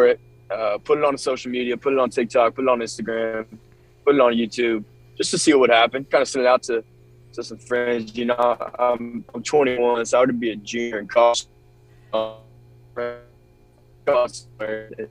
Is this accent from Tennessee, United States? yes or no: yes; Nashville, Tennessee, United States; I'm from Nashville, and so grew up as a big Tennessee fan